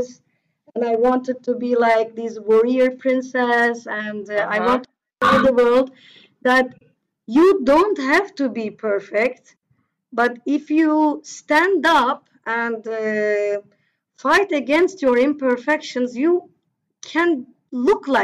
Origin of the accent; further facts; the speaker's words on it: Turkey; English is a second language; I am originally from Turkey, but my family roots are also quite mixed